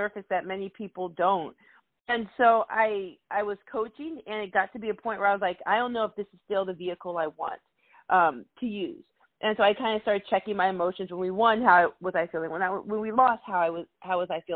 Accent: Arizona, United States; moved away as an adult; also born or lived in Alabama; I grew up in Arizona, so I grew up in a majority-minority city.

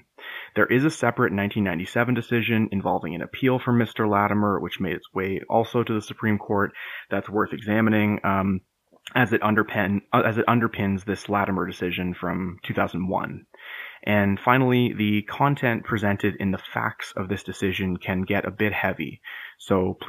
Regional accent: Peterborough, Ontario, Canada; also born or lived in Windsor, Ontario; I was born and raised just outside of Peterborough, Ontario, and as I record this, I'm about to begin articling in family law here in Peterborough, my hometown.

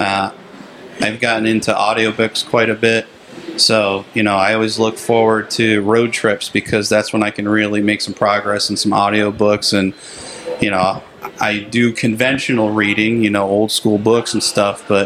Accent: Pennsylvania, United States; moved away as an adult; I'm originally from Pennsylvania

